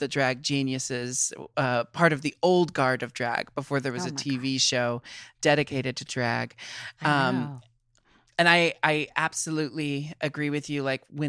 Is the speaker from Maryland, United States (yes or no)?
no; Portland, Oregon, United States; Oh, I was born and raised in Portland and I live mm-hmm. in Portland, Oregon again.